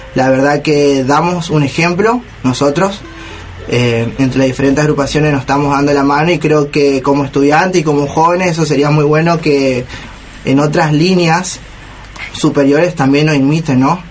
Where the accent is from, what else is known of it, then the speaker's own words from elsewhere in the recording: Argentina; nosotros los argentinos